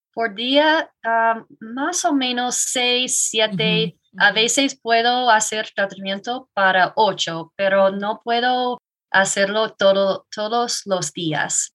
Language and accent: Spanish; Iowa, United States; Spanish is a second language; moved away as an adult; now in Woodland Park, United States; me mudé aquí hace seis años soy de Iowa.